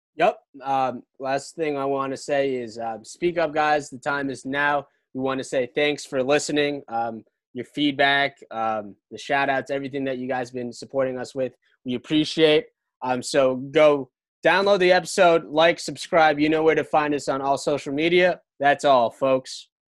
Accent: Brick, New Jersey, United States; in Brick, New Jersey, in my hometown

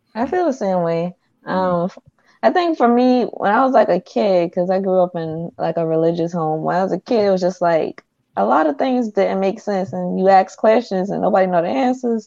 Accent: Charleston, South Carolina, United States; I'm from Charleston

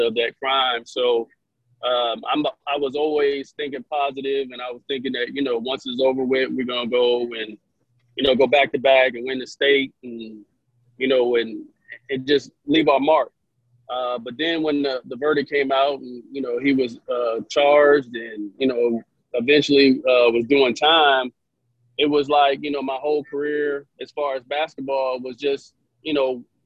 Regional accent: Hampton, Virginia, United States; I grew up in Hampton, Virginia. My dad was in the military, so he got stationed at Langley Air Force Base

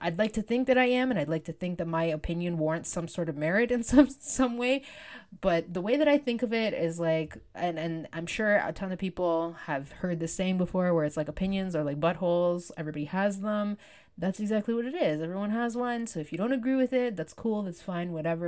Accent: Canada; I was born in Canada

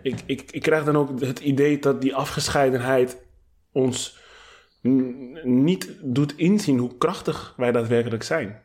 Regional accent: Amsterdam, North Holland, Netherlands; als Amsterdammer

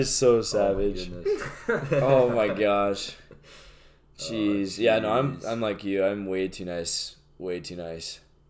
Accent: Overton, Nebraska, United States; I'm from Overton

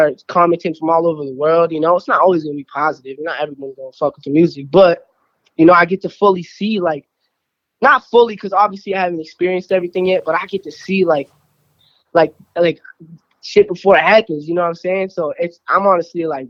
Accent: Burlington, Vermont, United States; I am from Burlington, Vermont

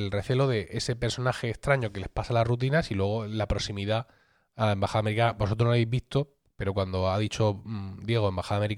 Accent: Blanca, Region of Murcia, Spain

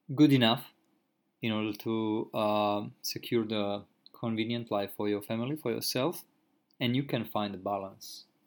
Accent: Croatia; moved away as an adult; now in Japan; in my home country, I used to drive a car almost every day for a couple of hours, and I have never had any car accident. And when I came in Japan, like uh, because there is no contract between my country and which is Croatia and Japan

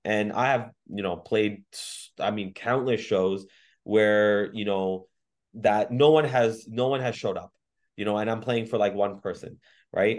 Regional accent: Mississauga, Ontario, Canada; also born or lived in Waterloo; I was born and raised in Mississauga

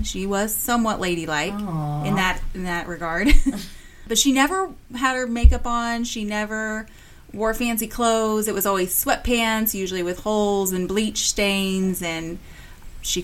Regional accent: Midwest, United States; Oh, yeah, we grew up in the country. So we actually, so it was in the country

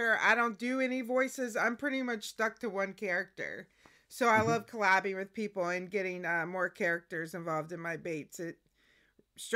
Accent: United States; me from the America

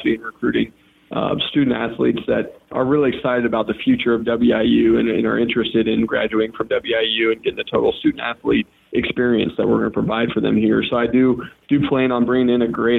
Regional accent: Macomb, Illinois, United States; also born or lived in Atlanta, Georgia / Iowa City, Iowa; the majority of my time growing up was in Iowa City, Iowa, and then Macomb, Illinois.

